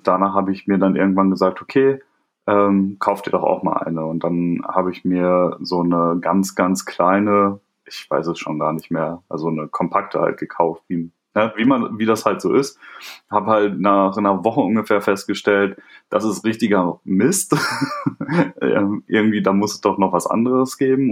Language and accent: German; a small village near Bielefeld, North Rhine-Westphalia, Germany; ich komme nicht aus Hamburg, sondern ähm, bin in einem kleinen Dorf in der Nähe von, äh, von Bielefeld äh, aufgewachsen